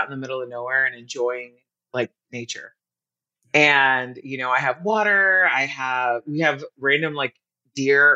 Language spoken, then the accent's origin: English; United States; also born or lived in Sydney, Australia / Hawaii / Carlsbad, California; I was born in Sydney, Australia. I was raised in Hawaii. Then I grew up in Carlsbad, California. I've been on the coast my entire life.